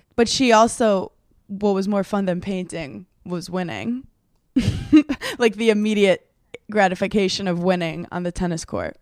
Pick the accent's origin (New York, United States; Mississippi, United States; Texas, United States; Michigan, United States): New York, United States; New York City; where I grew up in Brooklyn